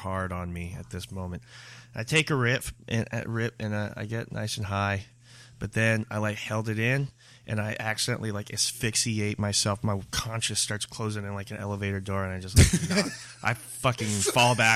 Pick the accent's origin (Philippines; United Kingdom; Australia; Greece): Philippines; moved away; I was born in the Philippines